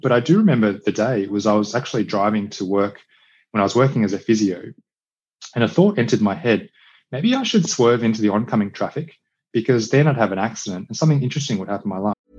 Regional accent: Australia; also born or lived in India / China / Cambodia; I was, I was born in Australia, grew up in Australia.

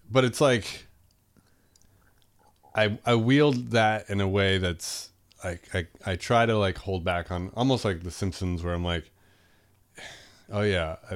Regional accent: Brockton, Massachusetts, United States; I grew up in Mass. You grew yeah, up in Mass. Yeah. Okay. Um, in Brockton.

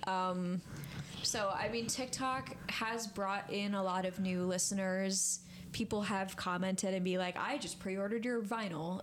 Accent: Montrose, New York, United States; moved away as an adult; also born or lived in New Paltz; now in Kingston, United States; from a tiny town called Montrose

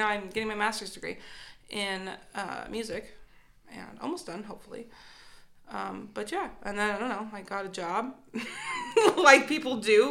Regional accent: Colorado, United States; moved away as an adult; now in Bloomington, Indiana, United States; I'm actually the only one that's not from Indiana in this little podcast. Okay, give us your little bio. Oh God. I'm from Colorado.

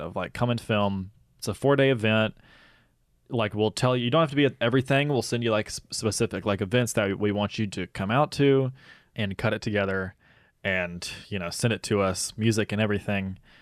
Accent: United States; moved away; the Tate County Fair, which is the county that, uh, my hometown is

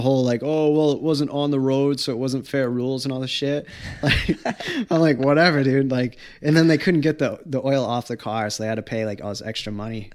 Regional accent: Wareham, Massachusetts, United States; I came from Wareham

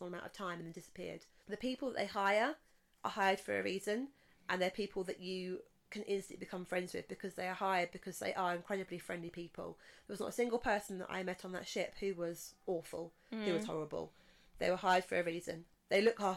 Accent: England, United Kingdom; I'm an English person.

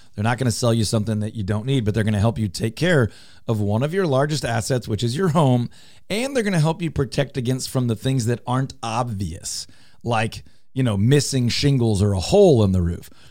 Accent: Houston, Texas, United States; moved away as an adult; now in Dallas, United States; I grew up in Houston. I live in Dallas

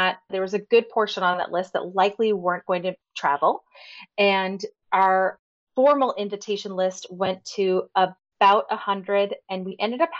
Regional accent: Massachusetts, United States; now in North Carolina, United States; we currently live in North Carolina. We are originally from Massachusetts.

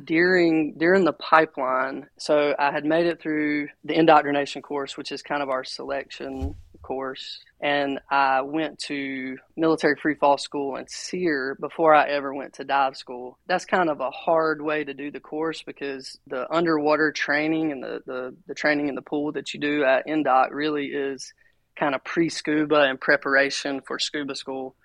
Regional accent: Rockingham, North Carolina, United States; now in Aberdeen, United States; I was I was raised here in North Carolina, uh, right down the road in Rockingham, North Carolina

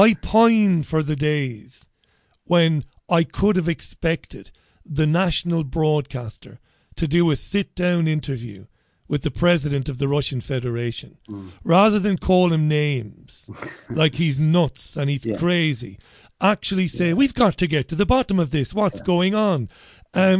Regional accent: Ireland; I'm an Irishman

